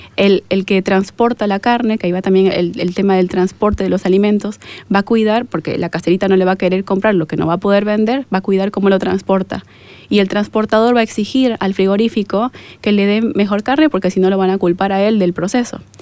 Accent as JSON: {"language": "Spanish", "country": "Bolivia", "said": "yo tengo dudas como boliviana"}